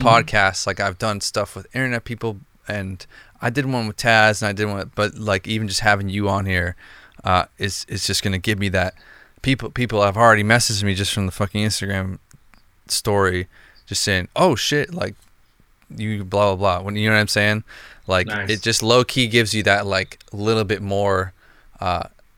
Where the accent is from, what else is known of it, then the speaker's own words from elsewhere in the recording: outside of Boston, Massachusetts, United States; where I'm from outside of Boston